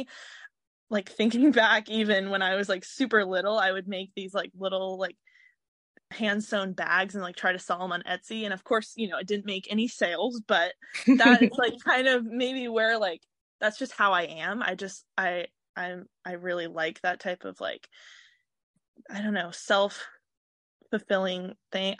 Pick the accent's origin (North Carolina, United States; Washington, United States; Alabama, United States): Washington, United States; Seattle; I grew up in Washington my whole life. I grew up specifically in Seattle